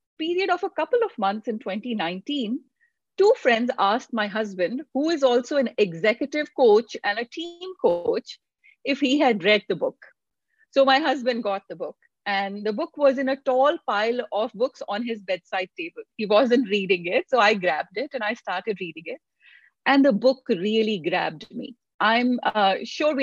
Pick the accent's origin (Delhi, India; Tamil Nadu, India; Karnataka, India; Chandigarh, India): Delhi, India; moved away as an adult; also born or lived in Pilani, India; now in United States; I grew up in India, in Delhi, in a loving family.